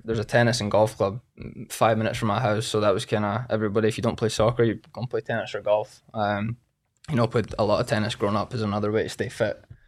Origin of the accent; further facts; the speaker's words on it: Scotland, United Kingdom; moved away as an adult; now in United States; I was from Scotland.